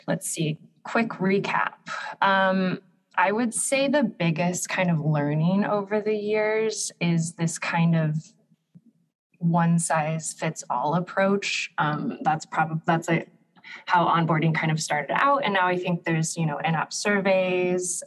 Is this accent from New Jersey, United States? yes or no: no; Seattle, Washington, United States; moved away as an adult; now in Berlin, Germany; I again grew up in Seattle, so I'm used to the rain.